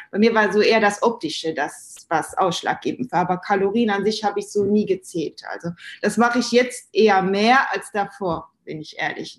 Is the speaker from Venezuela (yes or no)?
no; Luxembourg; moved away as an adult; now in Germany; ich bin Luxemburgerin ursprünglich